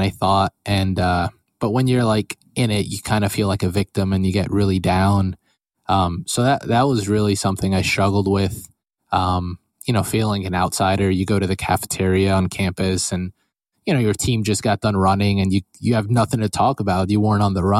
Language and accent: English; Allentown, Pennsylvania, United States; I grew up my whole life in Allentown, Pennsylvania